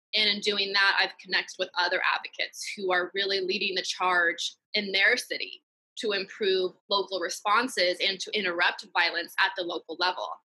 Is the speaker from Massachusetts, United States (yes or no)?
no; Piedmont, California, United States; I was born and raised in the Bay Area and specifically a town called Piedmont in the East Bay